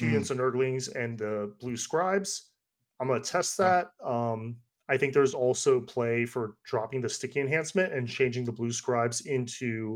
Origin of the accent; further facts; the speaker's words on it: Northern Virginia, United States; moved away; I grew up in the Northern Virginia area.